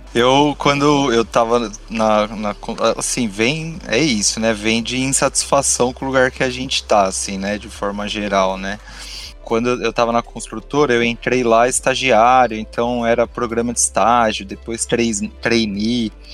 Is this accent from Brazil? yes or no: yes; São Bernardo do Campo, São Paulo, Brazil; moved away; Eu sou, eu sou de São Bernardo, não estou mais em São Bernardo, mas eu sou de lá.